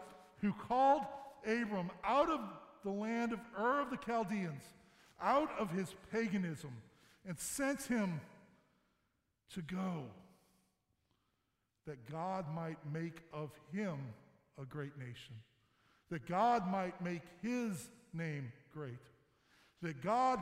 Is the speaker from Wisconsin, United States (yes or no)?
no; St. Louis, Missouri, United States; now in Michigan, United States; I'm from Missouri. I'm from St. Louis. We moved here about 14 years ago.